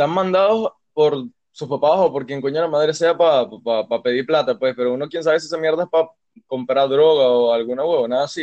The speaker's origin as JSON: {"language": "Spanish", "town": "Valencia", "region": "Carabobo", "country": "Venezuela", "said": "soy de Valencia, no joda. Soy de Valencia."}